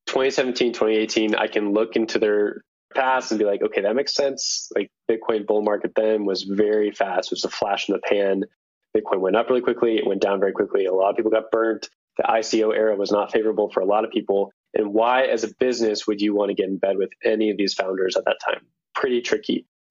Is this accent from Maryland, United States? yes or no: no; Denver, Colorado, United States; So playoffs are not going well for my hometown Denver Nuggets.